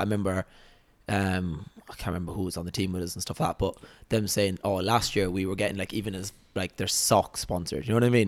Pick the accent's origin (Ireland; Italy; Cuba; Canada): Ireland; Waterford, Munster; moved away as an adult; now in Dubai, United Arab Emirates; Waterford, Ireland.